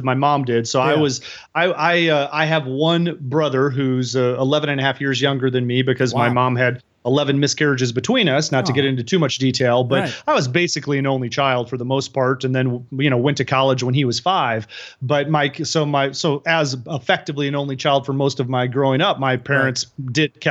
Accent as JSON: {"language": "English", "area": "outside Chicago", "region": "Illinois", "country": "United States", "tie": "born or raised there", "moved": "yes", "said": "I grew up outside Chicago, pretty rural"}